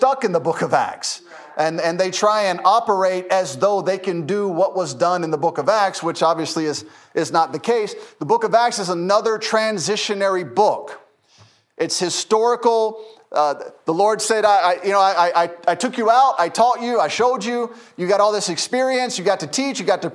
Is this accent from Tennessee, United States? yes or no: yes; Memphis, Tennessee, United States; now in Lucedale, United States; I grew up in Memphis